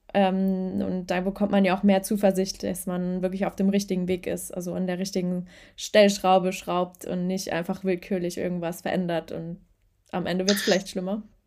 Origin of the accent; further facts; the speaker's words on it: Germany; bei uns in Deutschland